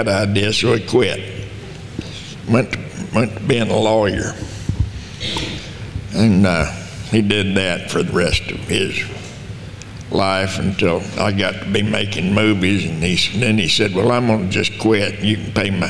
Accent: Lamesa, Texas, United States; Born in Dawson County, Texas, and right outside La Mesa. And I grew up there in La Mesa.

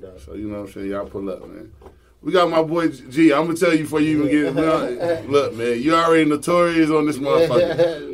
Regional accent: New York, United States; I'm probably the only New York nigga

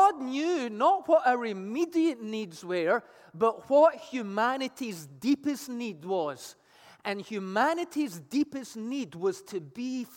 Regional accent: Scotland, United Kingdom; moved away; I played Pass the Parcel growing up in Scotland as a kid

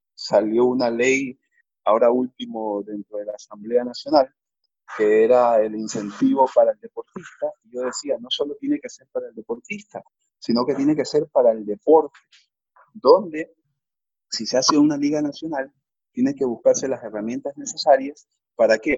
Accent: Ecuador; como ecuatoriano

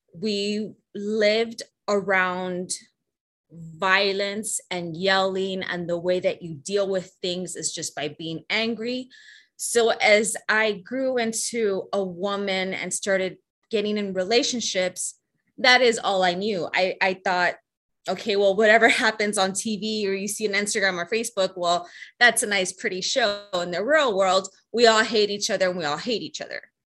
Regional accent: Laredo, Texas, United States; also born or lived in San Antonio, Texas; I was born in San Antonio, Texas, but was raised in Laredo, Texas

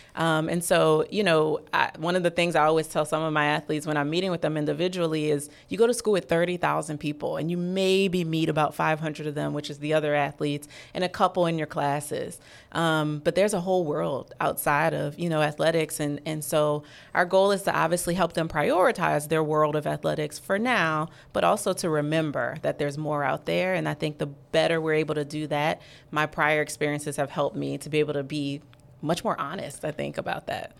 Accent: New Orleans, Louisiana, United States; moved away as an adult; also born or lived in Florida; I'm from New Orleans

